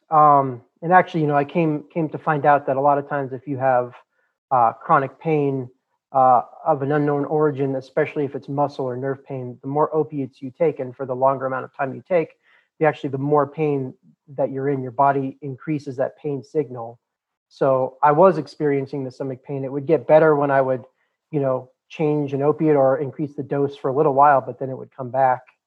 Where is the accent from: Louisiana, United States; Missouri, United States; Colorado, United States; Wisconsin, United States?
Colorado, United States; Boulder; The part of the country I'm I'm from, born and raised in Boulder, Colorado, is very liberal